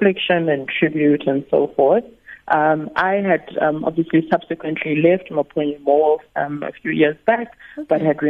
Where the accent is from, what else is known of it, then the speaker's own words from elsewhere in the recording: Eastern Cape, South Africa; moved away; I'm originally from the Eastern Cape